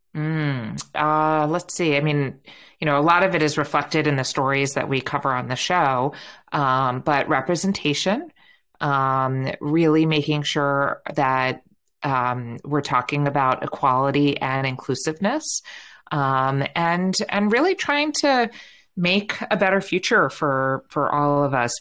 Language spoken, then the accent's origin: English; New York, United States; accent: New York; now in San Francisco, United States; while I live in San Francisco, um, every now and then you can hear a little bit of New York come out